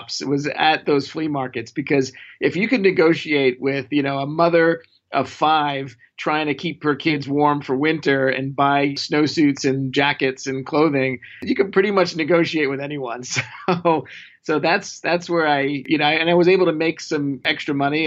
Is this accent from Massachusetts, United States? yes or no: no; New York City, New York, United States; I grew up in Brooklyn, not the cool part of Brooklyn where everyone's trying to move to now